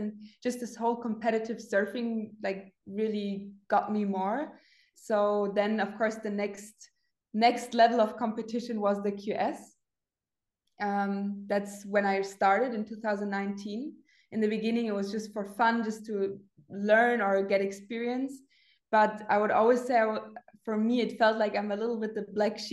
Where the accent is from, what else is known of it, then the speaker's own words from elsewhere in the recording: Munich, Bavaria, Germany; also born or lived in the Alps; my hometown, Munich